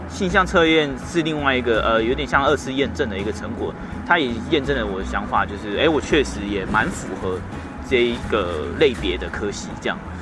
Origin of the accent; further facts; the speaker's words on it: Hualien County, Taiwan; moved away as an adult; now in Taipei, Taiwan; 如果我在花莲